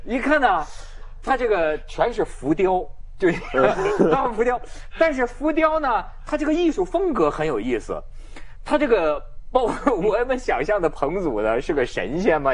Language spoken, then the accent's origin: Chinese; Hebei, China; 我河北人呢